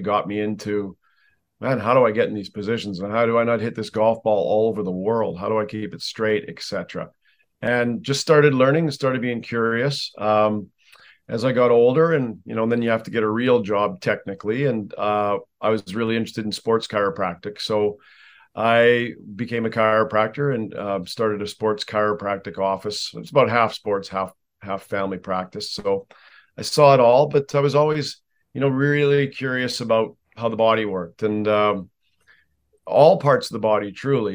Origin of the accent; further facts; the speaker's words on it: Canada; I'm a Canadian, so by law we have to play hockey almost